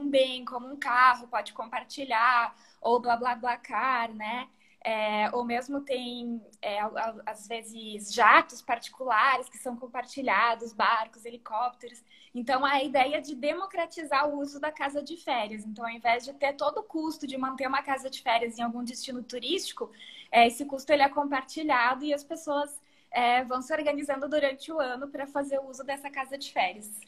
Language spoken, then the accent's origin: Portuguese; Rio Grande do Sul, Brazil; eu tenho 33 anos. É, sou natural do Rio Grande do Sul e agora tenho um mês mais ou menos estou morando aqui no interior de São Paulo.